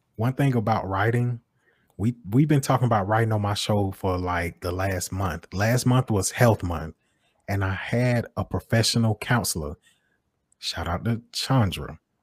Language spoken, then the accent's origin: English; Macon, Georgia, United States; I live in West Macon. I'm from West Macon.